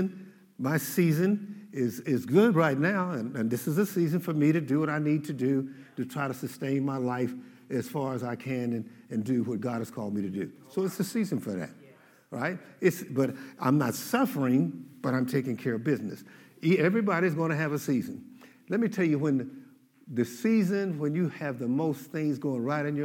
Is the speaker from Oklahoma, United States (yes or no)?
yes; Oklahoma, United States; I'm from Oklahoma